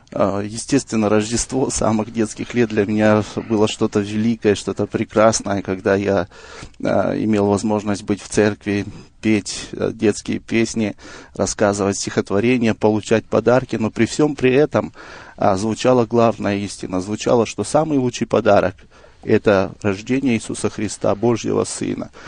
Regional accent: Kazakhstan; я родом из Казахстана

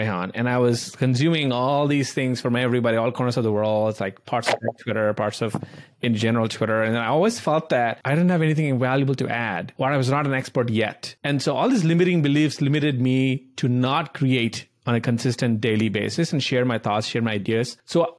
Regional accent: India; moved away; I grew up in India

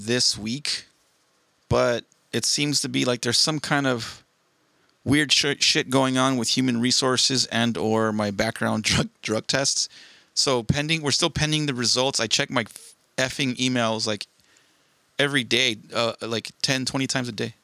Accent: Southern California, United States; born and raised in SoCal

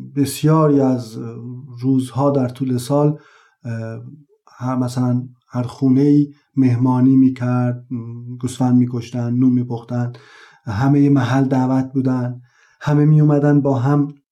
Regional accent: Taft, Yazd Province, Iran; زادگاه هم تفت یزد یکی از شهرستان های اطراف یزد هست

